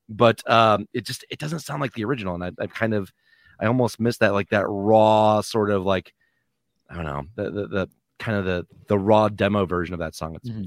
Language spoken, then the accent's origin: English; Michigan, United States; we're all from the Michigan area